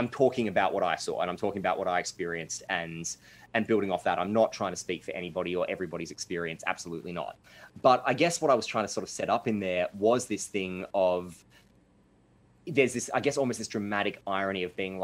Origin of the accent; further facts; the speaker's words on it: Mansfield, Australia; I was growing up in Mansfield